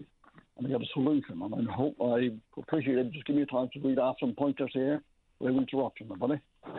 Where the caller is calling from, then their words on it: Mount Pearl, Newfoundland and Labrador, Canada; Yeah, I'm calling from Mount Pearl. I'm a fisherman.